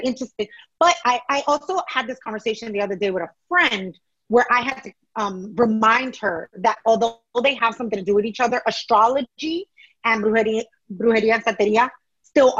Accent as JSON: {"language": "English", "town": "New York City", "region": "New York", "country": "United States", "tie": "born or raised there", "said": "although my family's Ecuadorian, I grew up in New York City."}